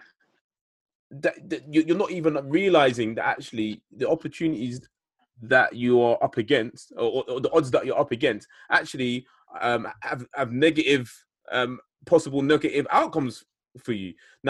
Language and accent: English; London, United Kingdom; I grew up in Northwest London.